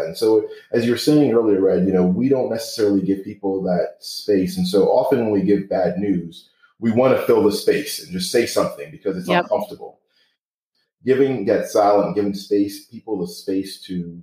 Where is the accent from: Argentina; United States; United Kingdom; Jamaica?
United States; New York; as a New Yorker.